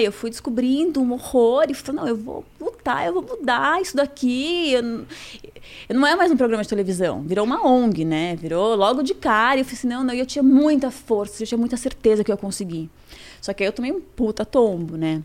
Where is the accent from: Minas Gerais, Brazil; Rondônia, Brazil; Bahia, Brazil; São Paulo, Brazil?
São Paulo, Brazil; eu sou do Judi ali do bairro, uhum. cresci ali